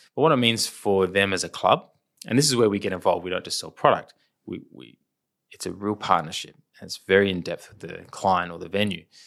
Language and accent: English; Adelaide, South Australia, Australia; we're from Adelaide